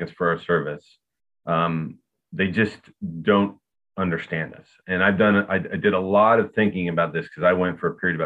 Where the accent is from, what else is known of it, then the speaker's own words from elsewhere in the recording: Akron, Ohio, United States; I was from Akron, Ohio.